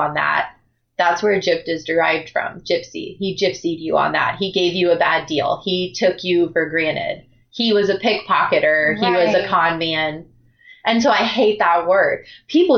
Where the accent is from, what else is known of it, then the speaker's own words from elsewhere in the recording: United States; my sisters and I are the first to be born in the United States. So I come from a very big immigrant family